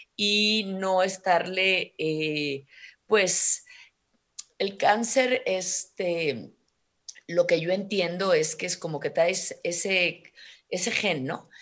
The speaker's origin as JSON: {"language": "Spanish", "country": "Mexico", "said": "como mexicana"}